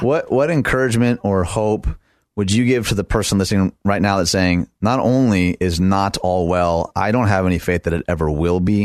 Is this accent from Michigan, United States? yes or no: yes; Michigan, United States; Michigan, my home state